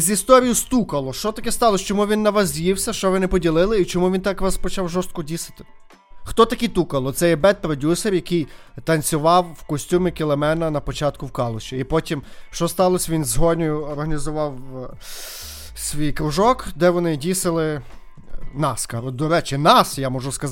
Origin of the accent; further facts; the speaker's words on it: Ukraine; moved away as an adult; now in Argentina; Ми з України кажу.